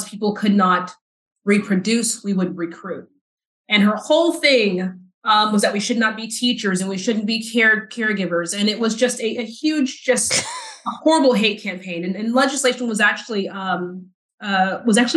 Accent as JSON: {"language": "English", "region": "South Texas", "country": "United States", "tie": "born or raised there", "also_born_or_lived": "Dallas, Texas", "moved": "as an adult", "said": "as a Black queer girl growing up in the South"}